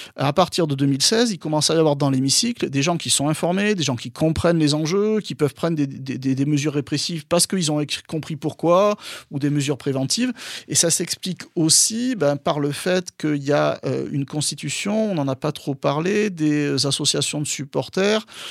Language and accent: French; Bordeaux, Nouvelle-Aquitaine, France; also born or lived in Lyon, France; je suis originaire de Bordeaux